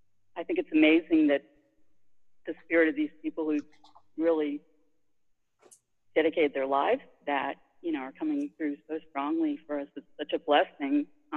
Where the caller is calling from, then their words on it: Maryland, United States; I'm calling from Maryland.